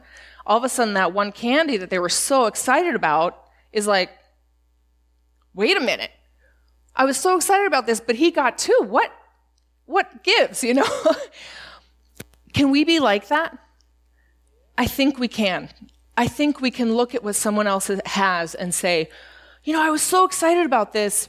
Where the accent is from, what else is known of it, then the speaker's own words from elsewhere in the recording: Spain; When I was growing up in Spain, we did not get a lot of American snacks, and we would get a care package